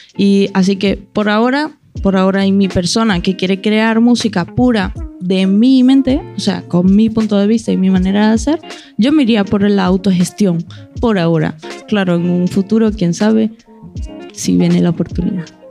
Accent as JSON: {"language": "Spanish", "country": "Venezuela", "said": "vengo de Venezuela"}